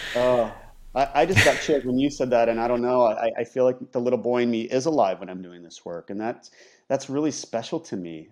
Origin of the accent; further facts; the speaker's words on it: Ohio, United States; moved away as an adult; growing up in Ohio, leaving, um, getting the scholarship to go to U S C